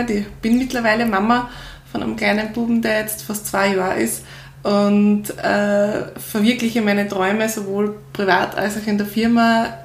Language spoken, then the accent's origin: German; Upper Austria, Austria; Und ich komme aus Oberösterreich